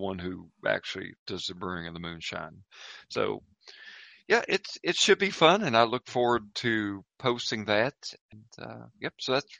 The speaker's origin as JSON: {"language": "English", "country": "United States", "accent": "Southern", "said": "this accent is genuine. I can drive, and in probably an hour, I could be at the site of where the feud of the Hatfield and McCoys took place. So this is where I'm from."}